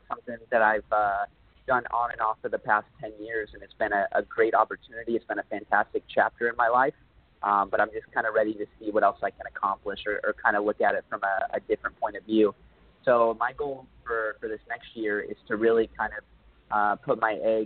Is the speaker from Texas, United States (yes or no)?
yes; Dallas, Texas, United States; now in Los Angeles, United States; I come from Dallas, Texas